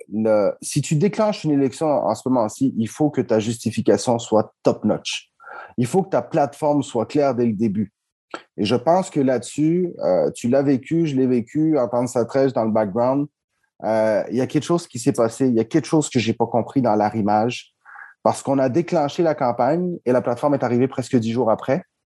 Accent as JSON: {"language": "French", "town": "Montreal", "region": "Quebec", "country": "Canada", "said": "moi je viens de Montréal-Nord"}